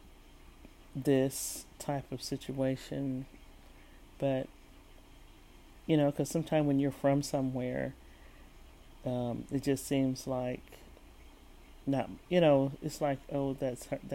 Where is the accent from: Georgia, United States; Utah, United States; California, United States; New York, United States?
California, United States; San Francisco; born or raised there; moved away as an adult; also born or lived in San Jose